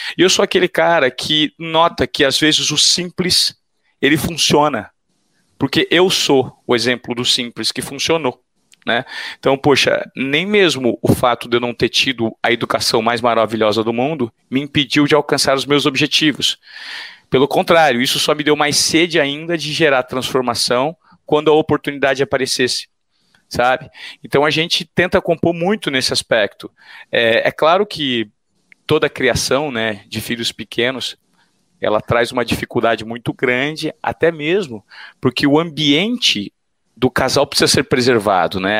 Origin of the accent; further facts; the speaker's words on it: Presidente Venceslau, São Paulo, Brazil; accent: caipira; Eu sou o típico caipira, criado no interior de São Paulo, que foi conhecer São Paulo, a capital, com 17 anos